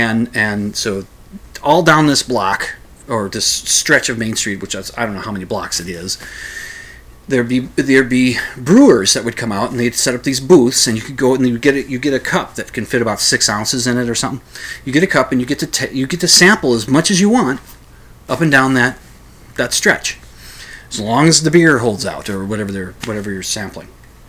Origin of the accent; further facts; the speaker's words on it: Minnesota, United States; accent: Minnesota; But of course, I put on my Minnesota accent for them.